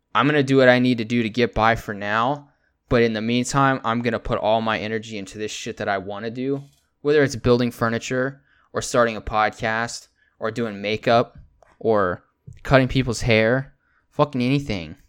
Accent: Texas, United States; also born or lived in California / San Antonio, Texas / Pflugerville, Texas / Anderson Mill, Texas; I was born in California, then about two or three months into me being there, um, I got flown over to Texas, and I've been here ever since

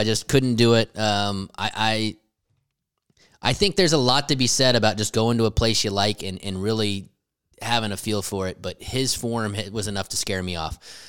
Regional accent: Florida, United States; Yeah. Florida. Hey, I'm from Florida.

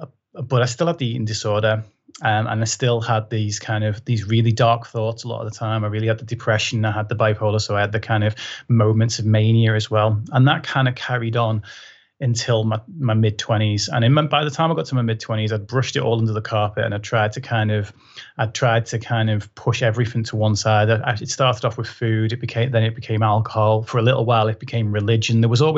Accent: Liverpool, North West England, United Kingdom; I was in a school in Liverpool, so even though my accent's not very thick anymore, I did proper talk like that when I was growing up

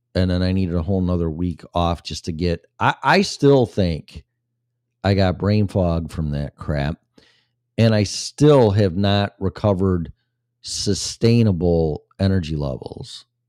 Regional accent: Illinois, United States; moved away; when I was in Illinois, my home state for Christmas with my family

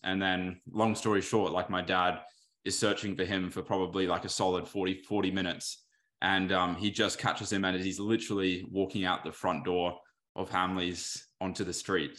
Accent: Australia; my dad's from the U K. My mum's was born here.

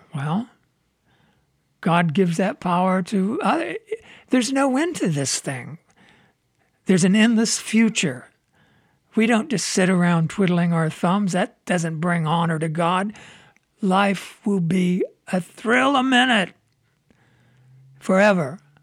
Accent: Midwest, United States; also born or lived in Southern California; now in Michigan, United States; I grew up in the Midwest

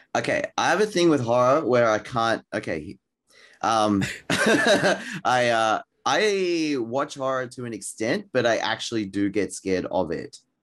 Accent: Australia; I'm Australian, um, but I'm Thai Chinese

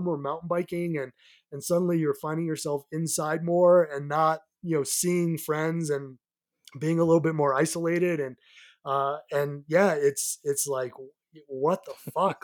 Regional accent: south of Boston, Massachusetts, United States; moved away as an adult; also born or lived in New York City; now in Colorado, United States; I grew up about forty-five, minutes, uh, south of Boston, uh, on the Atlantic Ocean side

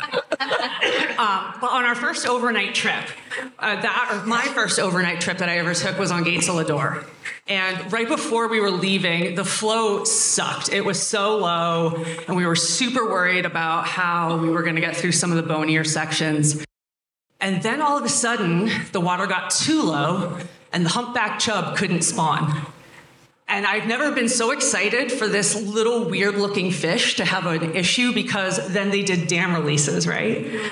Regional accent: Pennsylvania, United States; moved away; also born or lived in Colorado; I grew up in Pennsylvania

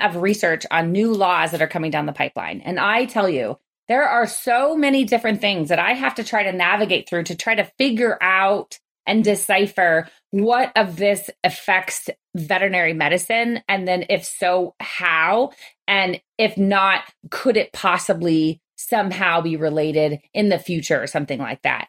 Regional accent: California, United States; I am from California

